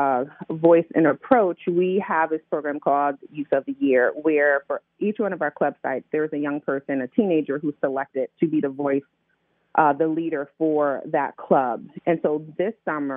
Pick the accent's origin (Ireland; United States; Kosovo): United States; Middletown, Connecticut; now in Baltimore, United States; I'm from Middletown, Connecticut